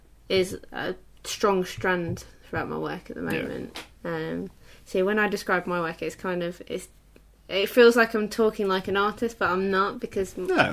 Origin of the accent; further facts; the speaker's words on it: Leicester, East Midlands, United Kingdom; because I'm originally from Leicester